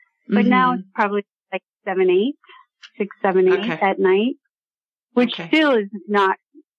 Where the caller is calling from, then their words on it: West Palm Beach, Florida, United States; I'm calling from South Florida, West Palm.